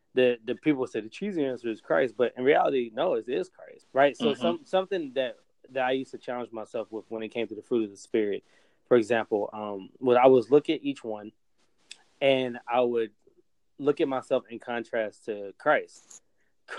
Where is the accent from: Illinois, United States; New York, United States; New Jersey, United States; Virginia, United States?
Virginia, United States; Roanoke; in my hometown, I live in Roanoke. Uh, we Roanoke, Virginia.